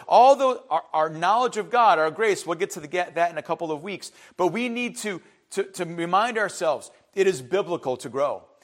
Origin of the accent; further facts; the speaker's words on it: Cleveland, Ohio, United States; growing up in Cleveland